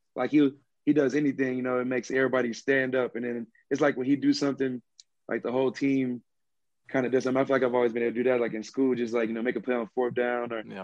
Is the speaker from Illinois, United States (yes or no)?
no; Missouri City, Texas, United States; also born or lived in Houston, Texas; I am from Houston, Texas. Uh, mainly grew up in like Missouri City area.